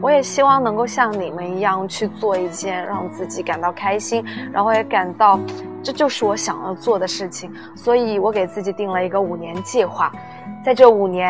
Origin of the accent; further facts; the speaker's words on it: Hunan, China; also born or lived in Southern Fujian (Minnan); now in Fujian, China; 因为我是一名湖南人